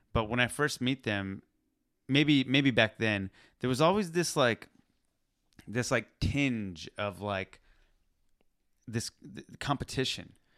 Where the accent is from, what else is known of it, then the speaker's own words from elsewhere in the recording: Pakistan; I'm Pakistani